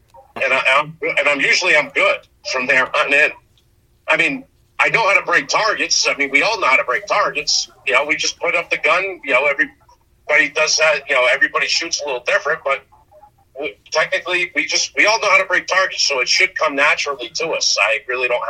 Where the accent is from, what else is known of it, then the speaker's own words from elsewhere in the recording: Connecticut, United States; I'm from Connecticut.